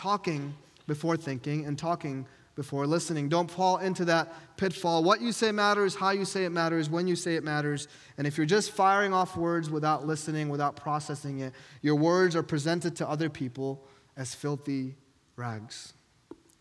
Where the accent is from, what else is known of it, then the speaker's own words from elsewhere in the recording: New York, United States; moved away; I'm from New York, and I would always say, hey, I'm from New York. We tell it how it is